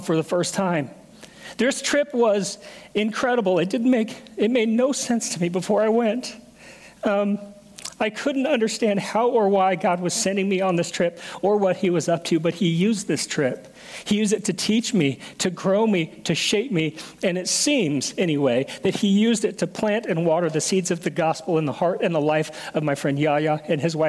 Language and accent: English; Portland, United States; I'm from Portland.